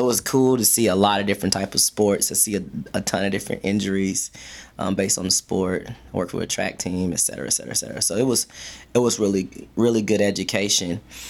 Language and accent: English; Fort Knox, Kentucky, United States; also born or lived in Alabama; I am from Fort Knox, Kentucky, by way of Alabama.